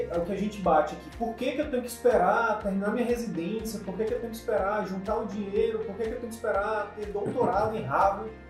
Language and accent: Portuguese; Piauí, Brazil; moved away as an adult; now in Manaus, Brazil; Eu, eu vim do Piauí para Manaus fazer faculdade.